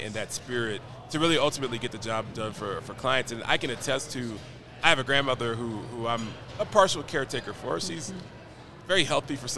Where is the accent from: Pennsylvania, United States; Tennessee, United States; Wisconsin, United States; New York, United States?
Tennessee, United States; Nashville; I'm from Nashville, Tennessee